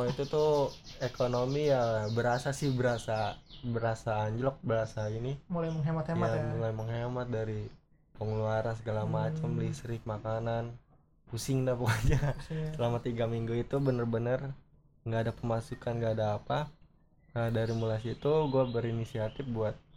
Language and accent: Indonesian; South Tangerang, Banten, Indonesia; guys kita orang Tangsel